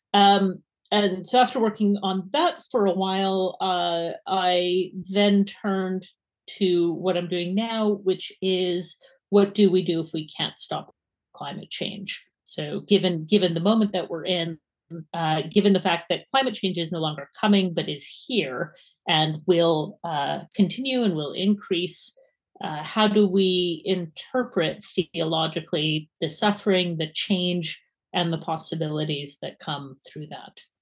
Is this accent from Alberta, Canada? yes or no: yes; Edmonton, Alberta, Canada; accent: Canadian; now in Edinburgh, United Kingdom